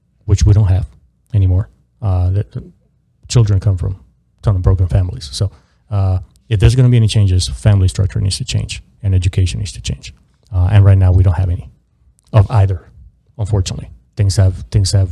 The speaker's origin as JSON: {"language": "English", "town": "Miami", "region": "Florida", "country": "United States", "tie": "born or raised there", "said": "I grew up in South Florida, in Miami"}